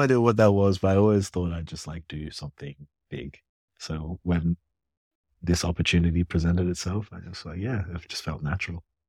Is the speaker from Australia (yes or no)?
yes; Canberra, Australian Capital Territory, Australia; also born or lived in Ghana; growing up in Canberra, quiet